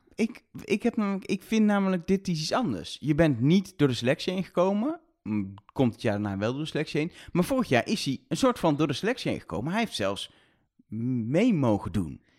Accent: Netherlands; zijn Nederlanders, we hebben ook een raar accent

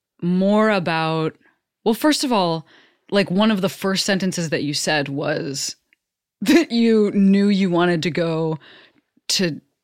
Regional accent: Western Springs, Illinois, United States; We are from the same hometown. This is a town of like 14,000 people.

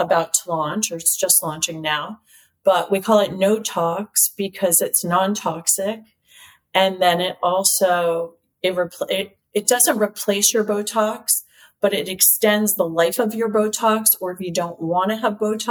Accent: United States; I'm an American girl

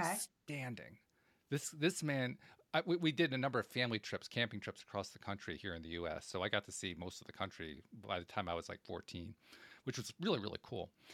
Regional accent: Schenectady, New York, United States; I grew up in Schenectady, New York

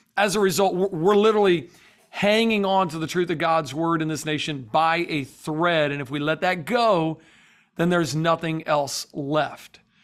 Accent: the South, United States; now in Florida, United States; I'm from the South

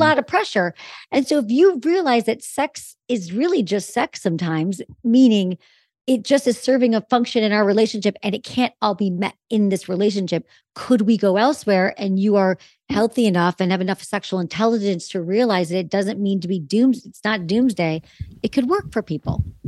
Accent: Michigan, United States; now in Los Angeles, United States; I'm from Michigan.

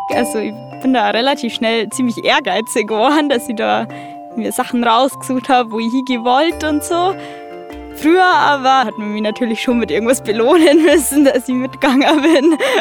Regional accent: Berchtesgaden, Bavaria, Germany; ich komme aus Berchtesgaden

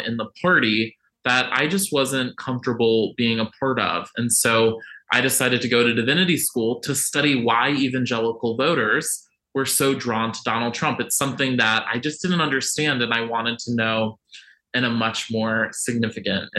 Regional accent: Virginia Beach, Virginia, United States; I grew up in Virginia Beach, Virginia, which is one of the most conservative cities in the country

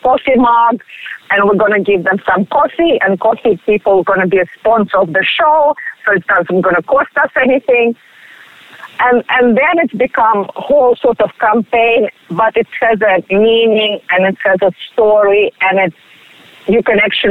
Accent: Russia; English is a second language; moved away as an adult; now in Australia; originally I am from Russia

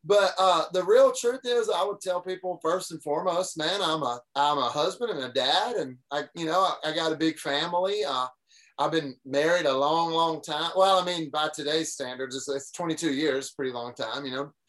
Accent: Deep South, United States; I grew up in the Deep South. I still live in Tennessee, which is fully within it's not like we're half in and half out. We're in the Deep South

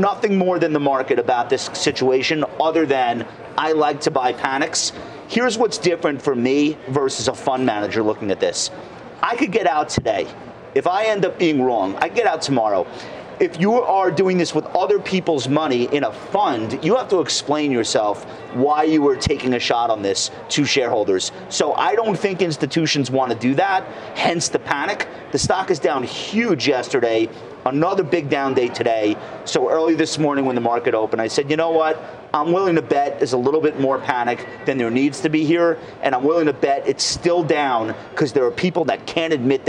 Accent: Long Island, New York, United States; I'm from Long Island

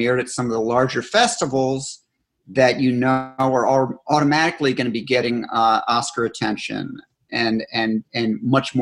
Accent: Scotland, United Kingdom; I'm Scottish

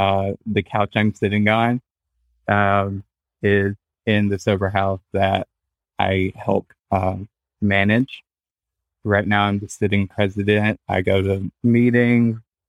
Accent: the South, United States; Well, I grew up in the South, so that automatically put a target on anybody back.

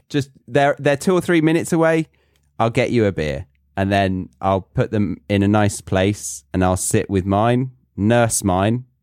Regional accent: United Kingdom; so basically, I'm really British because I don't like strangers that I don't like coming to my door and assuming that I'm going to spend time with them.

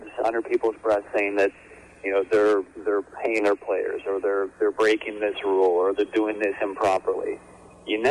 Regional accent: Chicago, Illinois, United States; moved away as an adult; now in Raleigh, United States; when I moved out to Raleigh, I grew up in Chicago. Came here in 1999

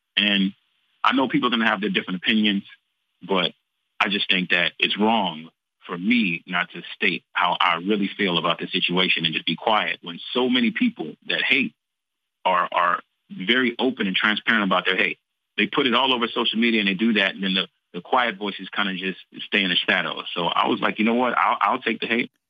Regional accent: Texas, United States; I'm from Texas, Tejas

